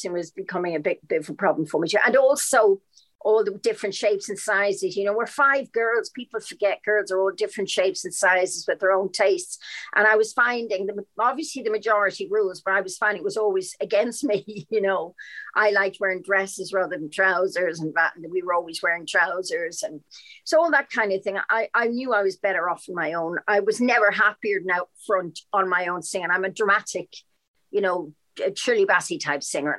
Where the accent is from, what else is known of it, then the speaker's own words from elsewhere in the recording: Dublin, Leinster, Ireland; also born or lived in London, United Kingdom; now in United Kingdom; especially Dublin, my hometown